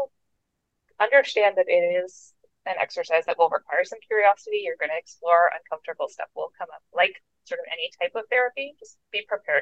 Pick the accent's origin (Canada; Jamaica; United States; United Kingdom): Canada; I am Canadian